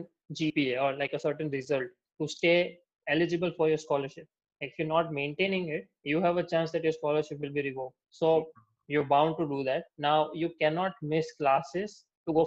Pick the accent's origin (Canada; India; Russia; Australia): India; Gujarat; also born or lived in United States; I'm coming from Gujarat, so there's no sort of bar culture or drinking culture over here in general.